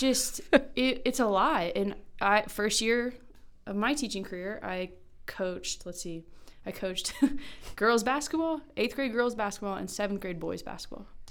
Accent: Kansas, United States; moved away as an adult; also born or lived in Myrtle Beach, South Carolina; I'm from Kansas, taught for a year in Kansas

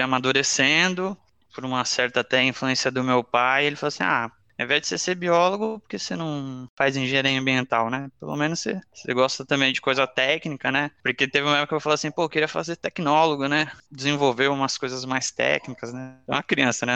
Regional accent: Cubatão, São Paulo, Brazil; also born or lived in Santos; eu nasci, na verdade, em Santos, que é a cidade aqui do lado de Cubatão, mas cresci em Cubatão

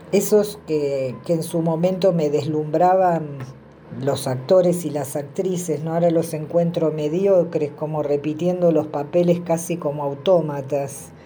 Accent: Buenos Aires Province, Argentina; now in Tilcara, Argentina; yo nací en el sur del conurbano bonaerense

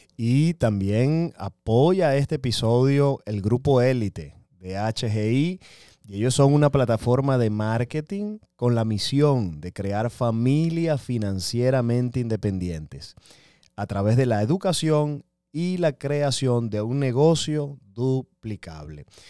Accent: Venezuela; Yo soy venezolano

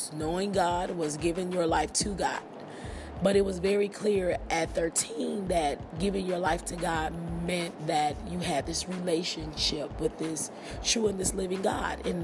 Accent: Milwaukee, Wisconsin, United States; moved away as an adult; also born or lived in Nashville, Tennessee; I left my hometown in Milwaukee and I relocated to Nashville, Tennessee.

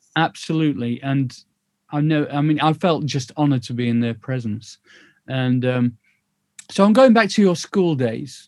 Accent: Sheffield, Yorkshire and the Humber, United Kingdom; I grew up in Sheffield

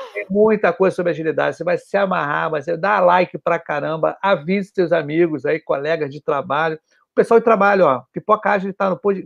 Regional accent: Rio de Janeiro, Brazil; Eu sou do Rio, né? Tá? Para quem não conhece, eu sou do Rio, sou carioca. Nasceu aqui no Rio

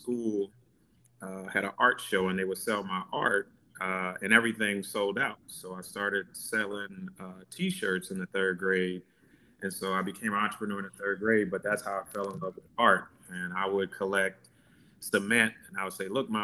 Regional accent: New Orleans, Louisiana, United States; growing up in New Orleans and how we were raised

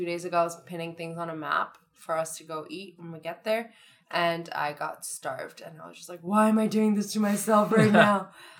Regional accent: Thornhill, Ontario, Canada; Oh, I'm from Thornhill, like 20 minutes down the street from you.

